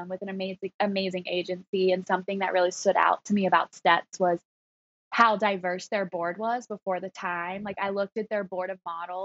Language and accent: English; the South, United States; accent: Southern; moved away as an adult; now in New York City, United States; I grew up in the South, so it was like that pageant world